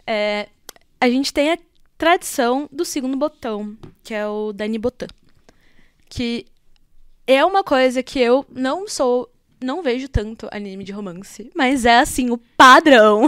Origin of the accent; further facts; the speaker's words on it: Brazil; a gente é brasileiro